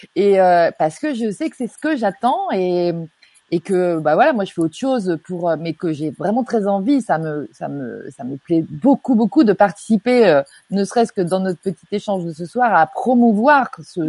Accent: Normandy, France; je suis normande

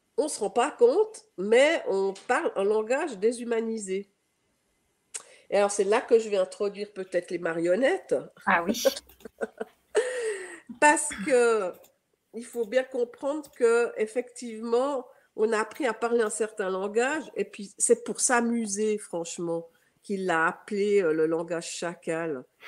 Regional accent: Geneva, Switzerland; accent: Swiss; j'ai un accent, euh, je suis suisse, donc euh, je suis née à Genève

